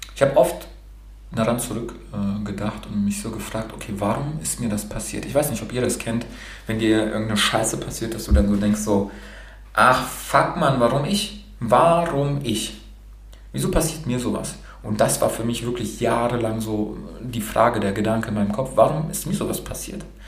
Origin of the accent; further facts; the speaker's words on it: Baden-Württemberg, Germany; also born or lived in Romania; Ich bin in Rumänien geboren, in Rumänien. Und äh, meine Eltern sind dann rüber nach Deutschland ausgewandert und ich bin dann mit süßen zwölf Monaten äh, als kleiner Wonneproppen dann hier rübergekommen